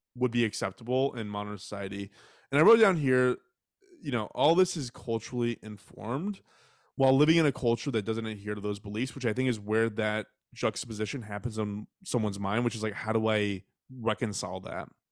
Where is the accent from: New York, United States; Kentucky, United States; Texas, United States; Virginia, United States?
Texas, United States; I was raised in Texas